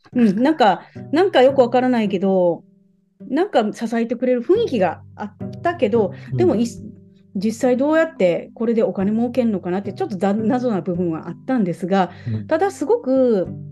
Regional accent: Takatsuki, Osaka, Japan; 私は大阪の高槻出身

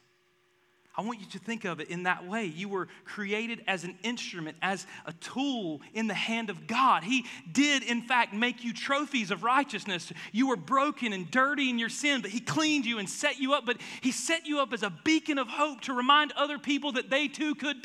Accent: the South, United States; I'm from the South

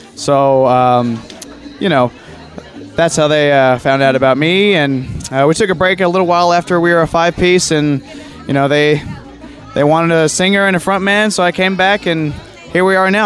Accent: Conway, Arkansas, United States; I've been in Conway, Arkansas my whole life

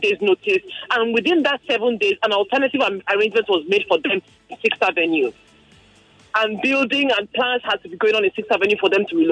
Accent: Lagos, Nigeria; I was born in Festac in the 80s when there was still some normalcy there

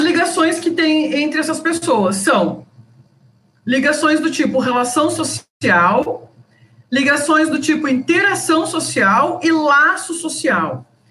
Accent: Passo Fundo, Rio Grande do Sul, Brazil; moved away as an adult; now in Cuiabá, Brazil; eu sou gaúcha, sou de Passo Fundo, sou egressa da Universidade de Passo Fundo

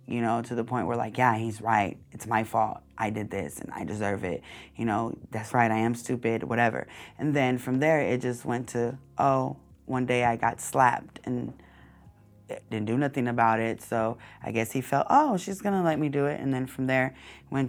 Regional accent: Long Beach, California, United States; I grew up in an apartment complex, 842 Alamitos Avenue

